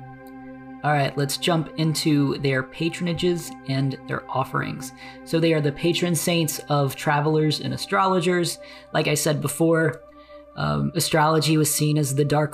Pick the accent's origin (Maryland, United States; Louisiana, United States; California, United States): Louisiana, United States; New Orleans; I grew up in the New Orleans, Louisiana area, grew up eating king cake